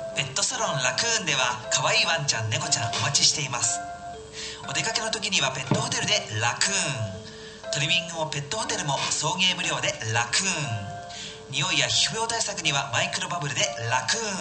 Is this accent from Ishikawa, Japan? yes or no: yes; Noto, Ishikawa, Japan; born or raised there